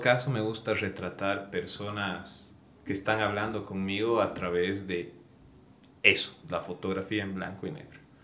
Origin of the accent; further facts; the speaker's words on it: Sucre, Chuquisaca, Bolivia; now in Cochabamba, Bolivia; Yo soy de Sucre